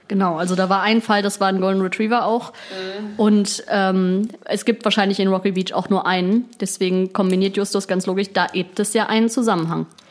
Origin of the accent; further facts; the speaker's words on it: Berlin, Germany; wir kommen, wir kommen aus Berlin